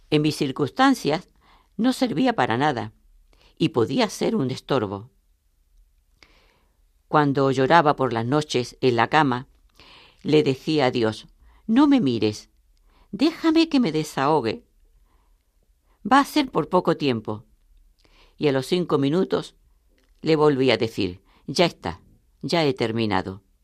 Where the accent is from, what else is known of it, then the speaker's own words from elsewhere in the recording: Murcia, Region of Murcia, Spain; de Murcia.